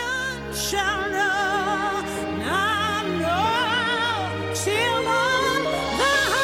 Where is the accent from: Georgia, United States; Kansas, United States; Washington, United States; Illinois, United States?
Georgia, United States; Atlanta; I'm from Atlanta, Georgia